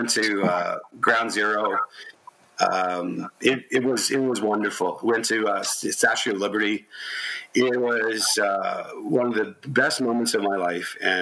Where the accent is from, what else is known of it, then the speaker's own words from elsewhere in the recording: Canada; We're from Canada